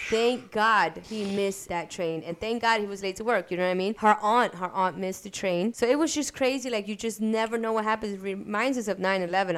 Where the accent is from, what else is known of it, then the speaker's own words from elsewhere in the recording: New York City, New York, United States; Grew, grew up in Brooklyn